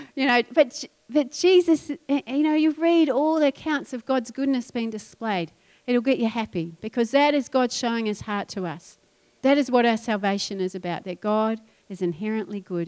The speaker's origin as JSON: {"language": "English", "country": "New Zealand", "moved": "yes", "said": "I'm a I'm a sheep farmer's daughter, so I get this. And I come from New Zealand where everything's green"}